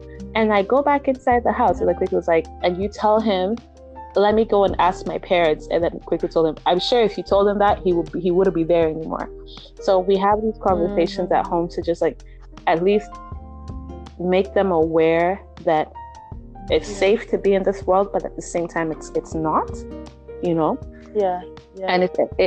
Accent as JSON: {"language": "English", "country": "Nigeria", "tie": "born or raised there", "moved": "yes", "said": "my sister, my siblings and I, we grew up in Nigeria."}